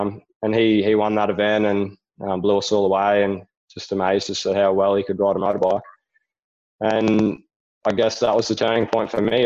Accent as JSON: {"language": "English", "town": "Rockhampton", "region": "Queensland", "country": "Australia", "tie": "born or raised there", "said": "my hometown in Rockhampton"}